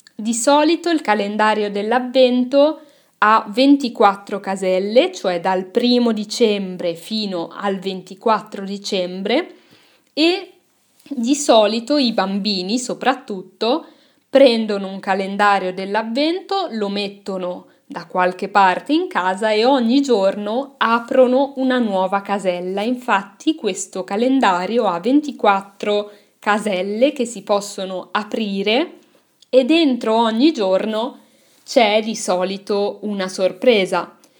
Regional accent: Milan, Lombardy, Italy; sono cresciuta a Milano

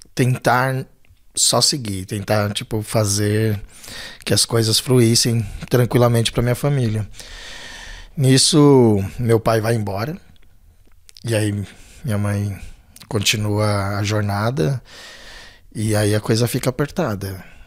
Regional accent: São Paulo, Brazil; also born or lived in Belenzinho, São Paulo; Eu nasci no Belenzinho. E aí, com três anos, minha família vem pro Ângela

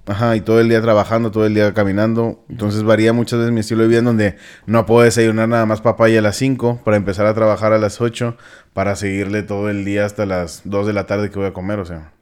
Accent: Mexico; todos somos mexicanos

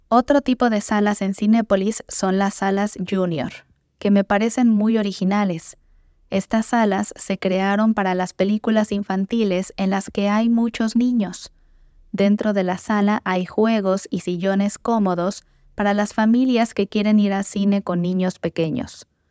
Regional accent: Morelia, Michoacán, Mexico; fue fundada en mi ciudad natal, Morelia

